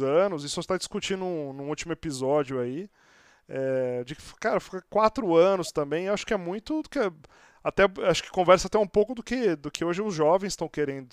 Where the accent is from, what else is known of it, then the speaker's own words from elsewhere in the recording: Santos, São Paulo, Brazil; now in São Paulo, Brazil; eu sou de Santos, estou aqui em São Paulo já há quase 20 anos